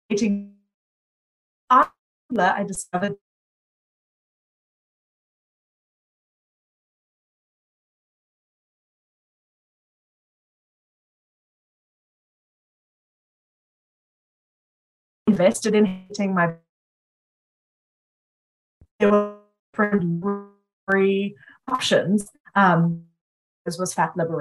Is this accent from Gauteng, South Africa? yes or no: no; Cape Town, Western Cape, South Africa; moved away as an adult; now in Chicago, United States; I grew up in Cape Town, South Africa, and I'm now living in Chicago